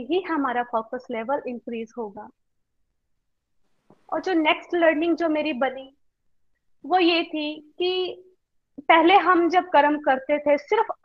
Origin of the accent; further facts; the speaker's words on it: Karnal, Haryana, India; मैं करनाल से बिलोंग करती हूँ